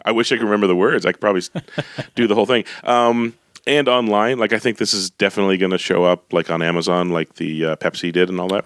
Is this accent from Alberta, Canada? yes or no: yes; Calgary, Alberta, Canada; moved away; I grew up in Calgary, so the family's here